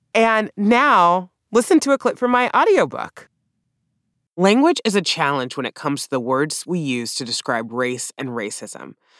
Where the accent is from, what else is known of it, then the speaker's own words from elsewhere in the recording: the South, United States; accent: southern; I'm from the South, so I have what we call a pen, pin substitution.